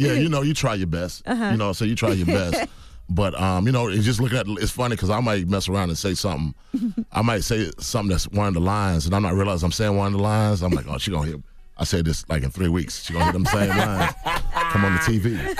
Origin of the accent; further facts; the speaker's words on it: Decatur, Georgia, United States; You know, man, we grow up, you know, I grew up in Atlanta, Decatur, Georgia, man. You know, I ain't never grew up around no white folks.